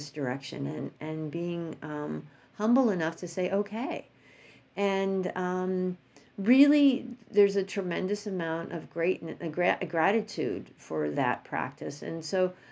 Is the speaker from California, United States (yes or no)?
no; New York, United States; moved away; I'm from New York.